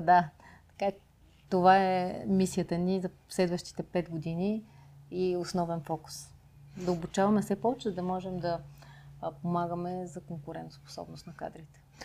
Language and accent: Bulgarian; Pleven, Pleven Province, Bulgaria; now in Sofia, Bulgaria; аз съм родом от Плевен